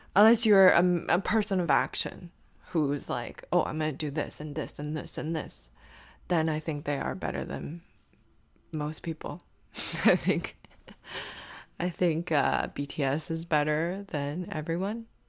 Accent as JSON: {"language": "English", "country": "Canada", "said": "we're Canadian"}